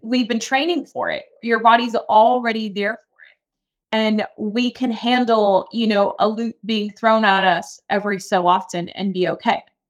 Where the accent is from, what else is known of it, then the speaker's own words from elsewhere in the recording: Key West, Florida, United States; I'm from Key West, Florida, so, like, super small town